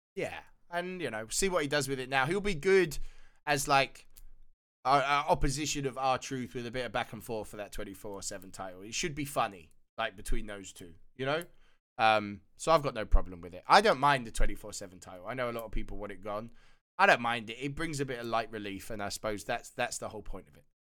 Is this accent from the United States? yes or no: no; United Kingdom; being a Brit